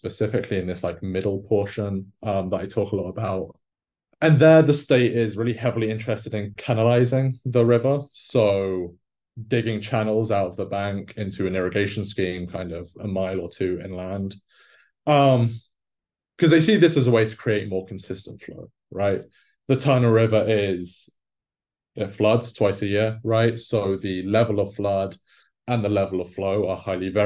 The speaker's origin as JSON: {"language": "English", "region": "England", "country": "United Kingdom", "tie": "born or raised there", "moved": "yes", "said": "growing up in England"}